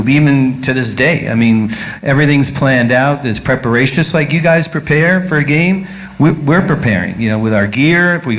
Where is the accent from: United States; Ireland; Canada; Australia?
United States; New York City, New York; we're from Brooklyn